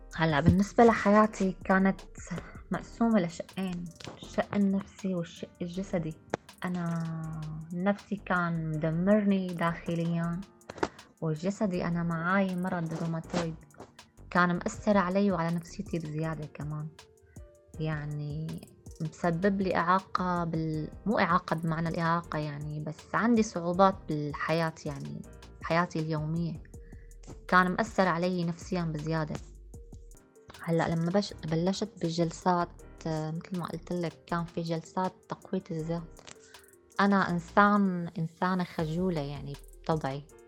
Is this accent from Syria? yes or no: yes; Syria; moved away as an adult; also born or lived in Jordan; now in Amman, Jordan; طلعنا من سوريا كان يوم جمعة أصعب يوم يوم اللي ودعت أهلي